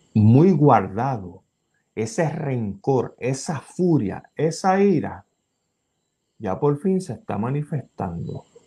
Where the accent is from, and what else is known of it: Puerto Rico